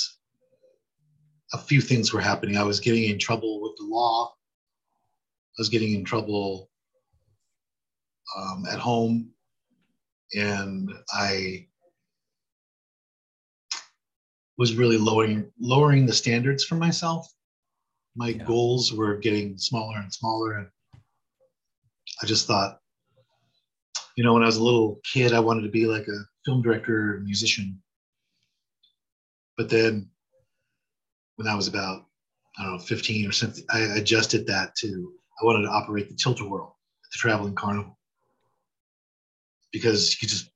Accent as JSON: {"language": "English", "region": "Southern California", "country": "United States", "tie": "born or raised there", "said": "I was born in Southern California, grew up in Southern California"}